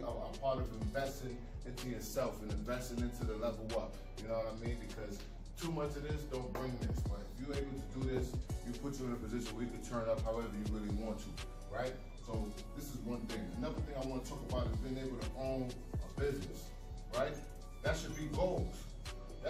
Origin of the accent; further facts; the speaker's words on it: New York City, New York, United States; I'm from New York City